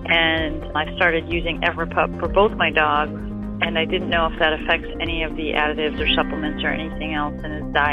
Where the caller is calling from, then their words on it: Annapolis, Maryland, United States; I'm calling from Annapolis, Maryland.